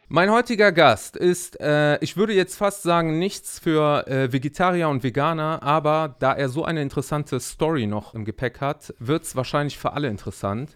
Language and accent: German; Monheim am Rhein, North Rhine-Westphalia, Germany; Ich bin damals noch in Monheim geboren, in dem Krankenhaus